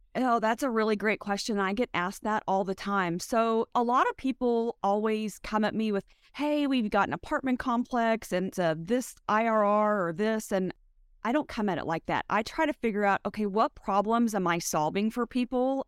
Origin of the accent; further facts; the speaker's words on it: West Texas, United States; I'm from West Texas